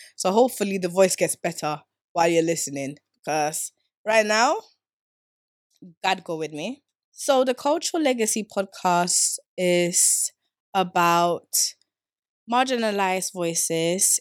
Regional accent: Stockholm, Stockholm County, Sweden; moved away as an adult; now in England; I grew up in Sweden, Stockholm, south of South.

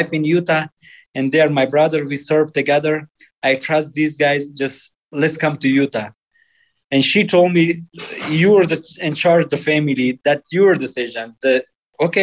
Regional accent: Afghanistan; English is a second language; moved away as an adult; also born or lived in Pakistan / Virginia, United States; now in Salt Lake City, United States; I grew up in Afghan culture and a family.

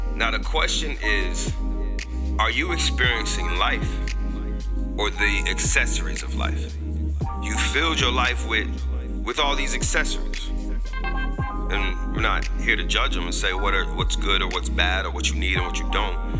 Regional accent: Tampa, Florida, United States; my hometown city, Tampa, Florida

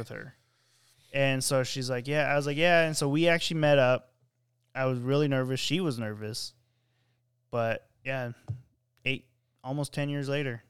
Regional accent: California, United States; I'm from California

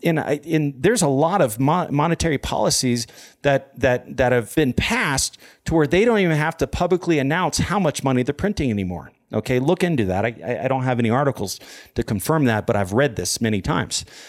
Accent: United States; I'm an American

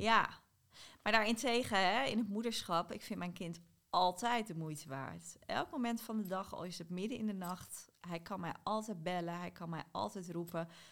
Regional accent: South Holland, Netherlands; ik kom uit Zuid-Holland, maar ik heb bij half Zuid-Holland geslapen

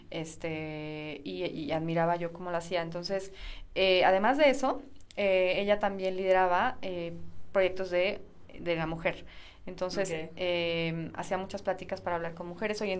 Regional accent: Mexico; la gente que yo, de la que yo vengo y gente similar, que es la mayoría de México

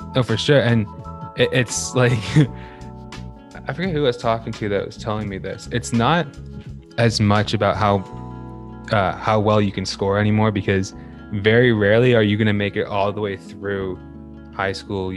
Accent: Burlington, Ontario, Canada; we're from Burlington

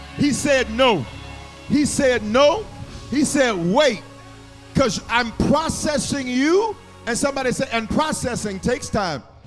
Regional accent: the South, United States; I'm from the South.

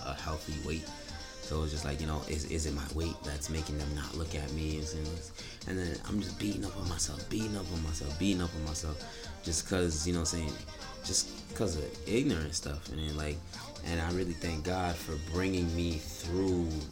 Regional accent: Niagara Falls, New York, United States; I'm from Niagara, New York

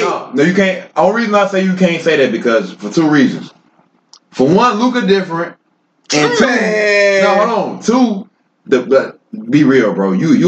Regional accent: Chicago, Illinois, United States; I'm from Chicago.

